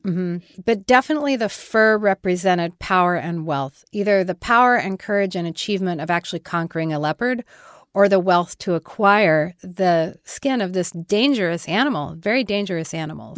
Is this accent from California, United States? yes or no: no; Denver, Colorado, United States; also born or lived in Kansas; I was born in Denver